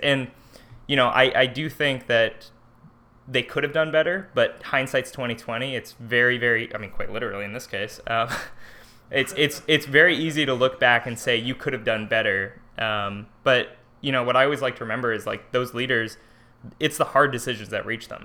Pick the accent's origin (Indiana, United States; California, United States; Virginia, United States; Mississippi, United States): California, United States; Livermore; now in Chico, United States; I'm originally from, uh, Livermore, California. I lived in the same house my whole life